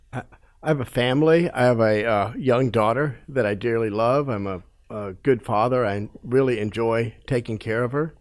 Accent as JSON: {"language": "English", "country": "United States", "tie": "born or raised there", "said": "growing up in America watching T V"}